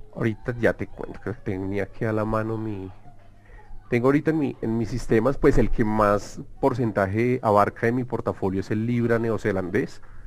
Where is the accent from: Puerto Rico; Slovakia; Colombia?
Colombia; soy de Colombia